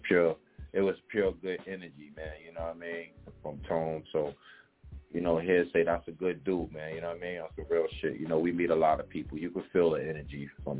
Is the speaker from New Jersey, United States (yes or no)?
no; New York City, New York, United States; also born or lived in the Bronx; I was born in Harlem